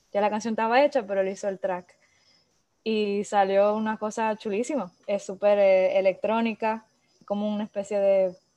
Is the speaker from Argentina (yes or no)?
no; Dominican Republic; also born or lived in France / Montreal; ellos llegaron a la isla hace 24 años y yo era un bebé, tenía 5 meses. O sea que yo nunca viví en, en otro lado que sea República Dominicana